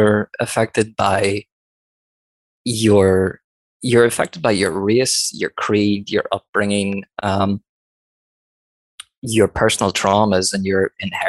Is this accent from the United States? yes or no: no; Northern Ireland, United Kingdom; I come from Northern Ireland